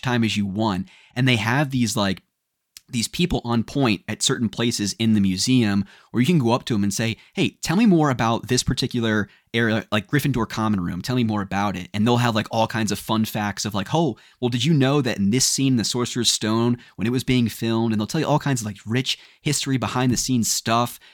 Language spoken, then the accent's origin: English; United States; we're from the States.